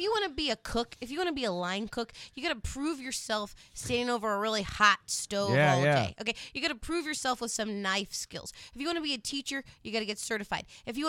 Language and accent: English; Annapolis, Maryland, United States; moved away as an adult; also born or lived in Chicago / Los Angeles; I grew up in Annapolis. I went to Chicago in 2005. Then I went to Los Angeles for a few years. And now I'm back in Maryland.